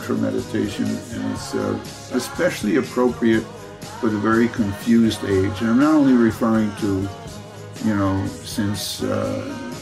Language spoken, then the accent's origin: English; New York City, New York, United States; I was born in Brooklyn, New York